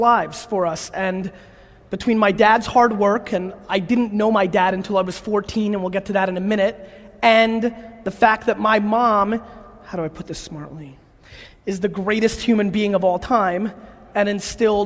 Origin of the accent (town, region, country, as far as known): New York City, New York, United States; born or raised there; also born or lived in Belarus